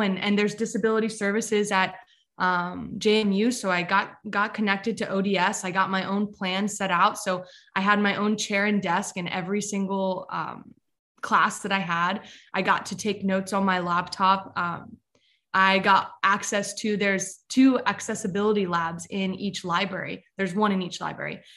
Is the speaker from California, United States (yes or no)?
no; Westminster, Maryland, United States; I'm from Westminster, Maryland